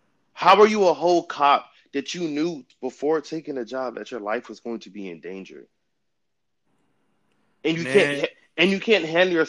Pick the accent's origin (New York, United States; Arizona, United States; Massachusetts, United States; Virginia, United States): Virginia, United States; Richmond; Growing up in the Richmond area, I didn't really see a lot of racism that much.